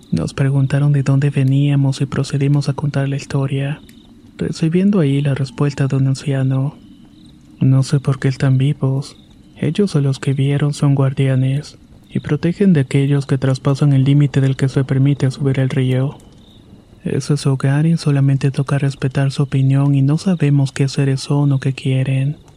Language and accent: Spanish; San Francisco, San Luis Potosí, Mexico; Soy originario de San Francisco, San Luis Potosí, y el siguiente episodio me pasó cuando tenía 12 años.